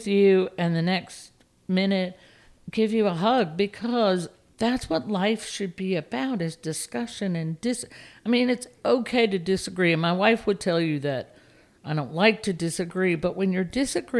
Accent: Raleigh, North Carolina, United States; growing up in Raleigh was great

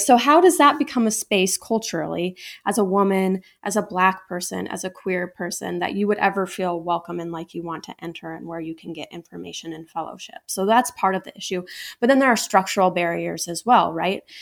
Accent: Ames, Iowa, United States; also born or lived in Des Moines, Iowa; I grew up in Ames, Iowa

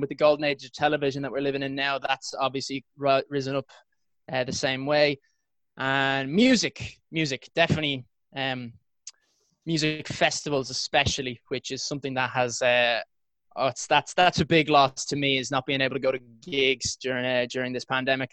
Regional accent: Ireland; moved away as an adult; now in London, United Kingdom; So I'm from Ireland. It's where I currently am living at the moment, just because after my first round of chemo treatment, I wanted to go home and visit my parents.

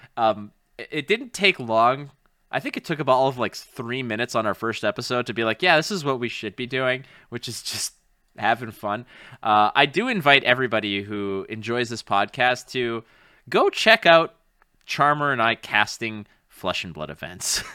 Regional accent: Canada; as a proud Canadian

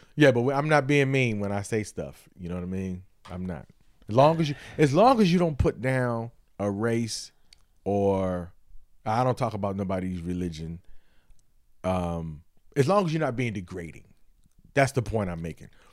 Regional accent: Detroit, Michigan, United States; I'm from Detroit again

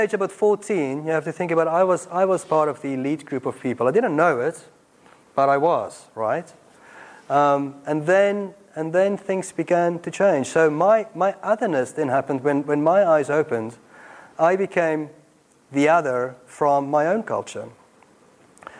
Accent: South Africa; accent: Afrikaans South African; now in Watford, United Kingdom; I grew up in apartheid South Africa, as many of you know. My accent gives me away

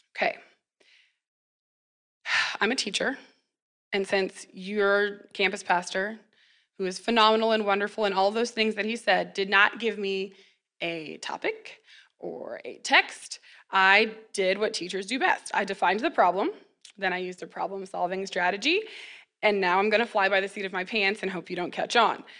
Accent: McPherson, Kansas, United States; I was born and raised in McPherson

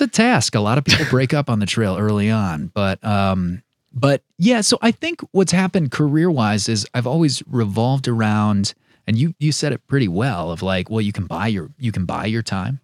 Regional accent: Wisconsin, United States; now in Utah, United States; I grew up in Wisconsin hunting and fishing

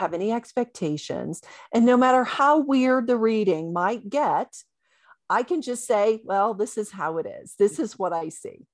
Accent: Bible Belt, the South, United States; I was raised in the Bible Belt

